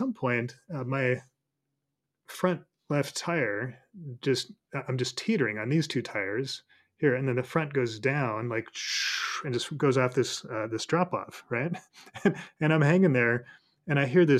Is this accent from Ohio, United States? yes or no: no; Colorado, United States; moved away; When I lived in Colorado, you know, I grew up in Colorado, so I was kind of a hick